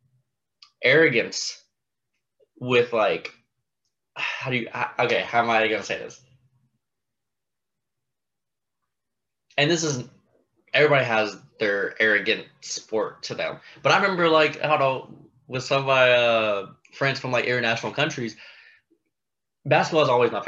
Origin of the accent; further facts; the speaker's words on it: United States; As an American